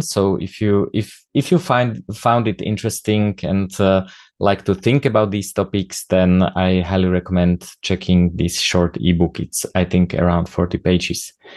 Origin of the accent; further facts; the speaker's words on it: Slovakia; accent: Slovak; first language Slovak; English is a second language; Slovak, which is my native language. I think you have noticed the accent